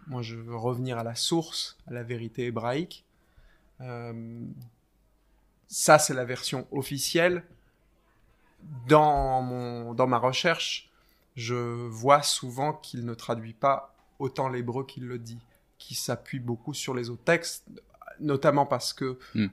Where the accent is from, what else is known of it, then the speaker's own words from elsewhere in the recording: France; moved away as an adult; now in England, United Kingdom; français de naissance